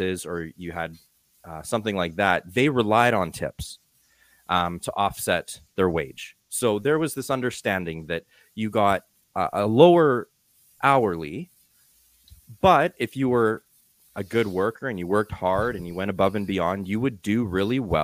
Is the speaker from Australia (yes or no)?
no; Calgary, Alberta, Canada; I'm from Calgary, Canada.